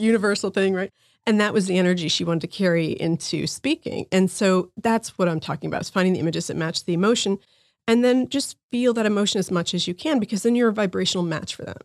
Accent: New Jersey, United States; moved away; I grew up in New Jersey

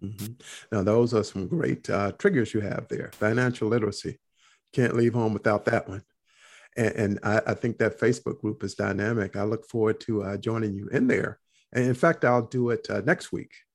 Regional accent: North Carolina, United States; I grew up in North Carolina

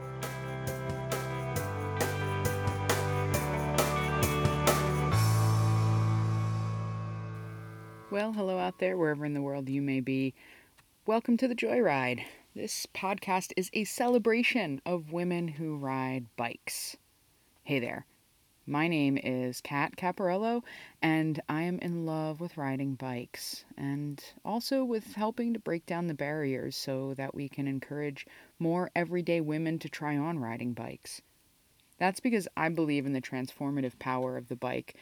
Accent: New Jersey, United States; I'm a Jersey girl myself

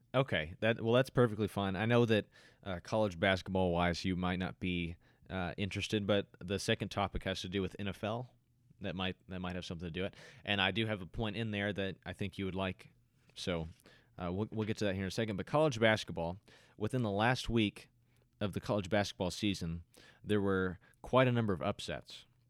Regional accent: United States; as an American

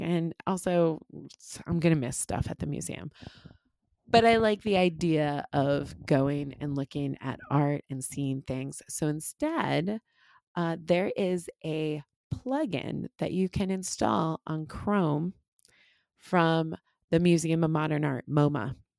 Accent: Connecticut, United States; moved away; I went back to Connecticut

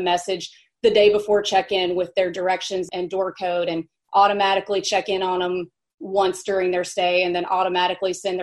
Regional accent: Mississippi, United States; also born or lived in New York City; now in Nashville, United States; I grew up in Mississippi.

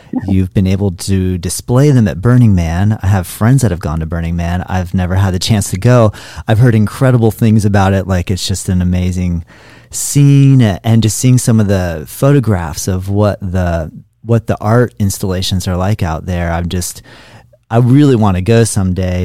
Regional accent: Florida, United States; I'm from Florida, so it rains here

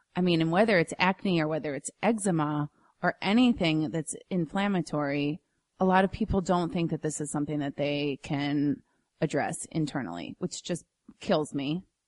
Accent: Minnesota, United States; a native Minnesotan

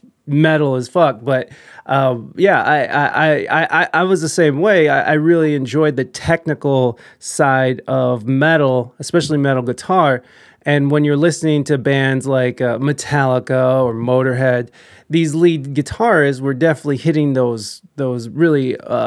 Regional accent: United States; first language English; I'm American and this is the only language I know is English

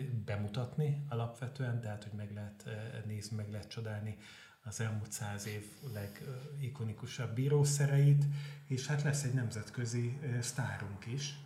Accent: Veszprém, Veszprém County, Hungary; moved away as an adult; now in Budapest, Hungary; én Veszprémi vagyok

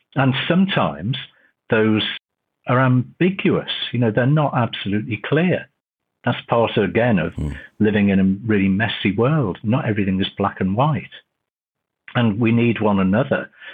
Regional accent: Liverpool, North West England, United Kingdom; also born or lived in Cheltenham / Croydon / Bradford; now in Leeds, United Kingdom; Originally, I'm from Liverpool, so I'm a Liverpool fan

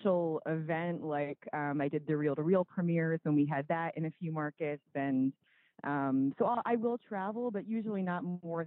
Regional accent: East Coast, United States; also born or lived in New York; I'm from the East Coast originally

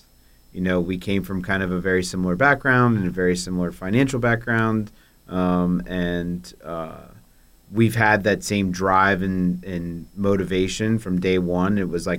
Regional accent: Clearwater, Florida, United States; moved away as an adult; also born or lived in Fort Lauderdale, Florida; now in Los Angeles, United States; I'm from Clearwater, which is kind of the beach community outside of Tampa, Florida.

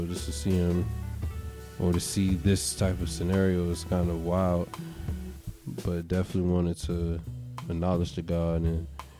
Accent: Norfolk, Virginia, United States; Even though I'm from Norfolk, it's definitely representing 757.

